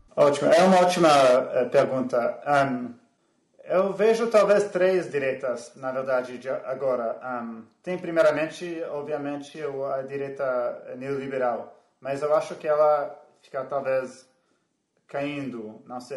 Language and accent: Portuguese; Canada; now in United States; eu sou canadense. A minha mãe, a minha mãe é guatemalteca